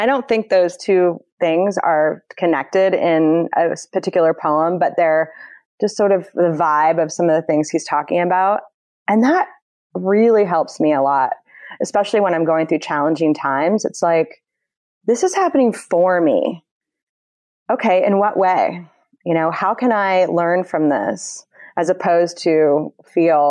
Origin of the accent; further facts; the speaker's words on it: Indianapolis, Indiana, United States; now in Northern California, United States; I grew up in the Midwest